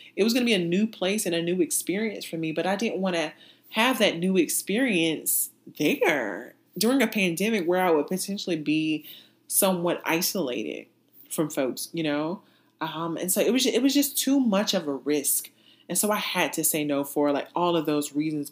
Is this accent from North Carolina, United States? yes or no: yes; North Carolina, United States; moved away as an adult; also born or lived in Texas / Massachusetts / California; my home state of North Carolina